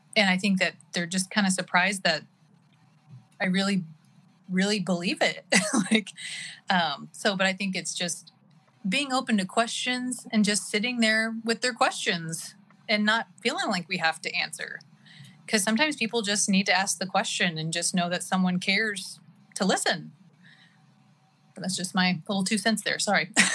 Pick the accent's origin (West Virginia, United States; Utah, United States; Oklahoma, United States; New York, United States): Oklahoma, United States; now in California, United States; born and raised in Oklahoma